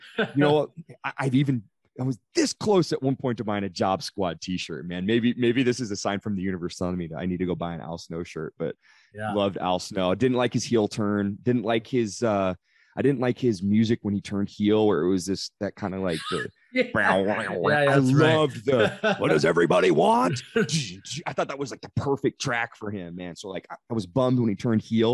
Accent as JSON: {"language": "English", "town": "Redding", "region": "California", "country": "United States", "tie": "born or raised there", "lives_now": "Sacramento, United States", "said": "I grew up in Redding, California"}